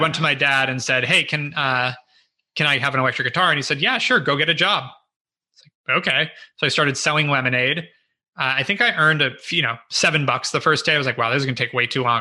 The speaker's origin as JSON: {"language": "English", "town": "Los Angeles", "region": "California", "country": "United States", "tie": "born or raised there", "also_born_or_lived": "Ohio (possibly Ojai, California / ASR unclear)", "said": "first six years of my life were"}